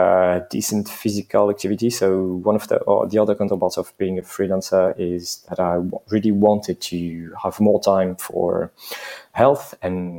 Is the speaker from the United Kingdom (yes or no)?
no; eastern France, France; moved away as an adult; now in Paris, France; I was born and raised in France, but I'm not 100% French